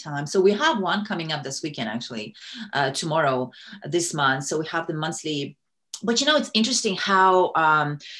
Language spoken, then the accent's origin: English; Kazakhstan; first language Russian; English is a second language; moved away as an adult; now in United States; I'm originally from Kazakhstan. I grew up in the Soviet Union. My native language is Russian. And I came here to the U.S. in 2001